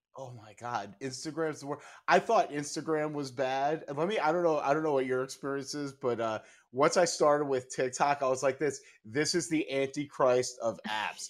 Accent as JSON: {"language": "English", "region": "New York", "country": "United States", "tie": "born or raised there", "moved": "yes", "lives_now": "Chicago, United States", "said": "I grew up in New York"}